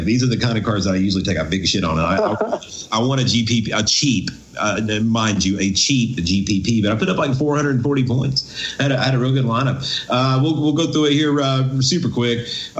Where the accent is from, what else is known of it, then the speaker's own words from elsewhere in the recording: Maryville, Tennessee, United States; I'm from Maryville, Tennessee.